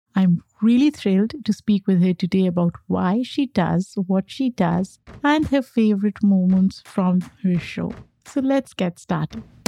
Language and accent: English; Pakistan; now in United States; I grew up in Pakistan, came to the U S as an immigrant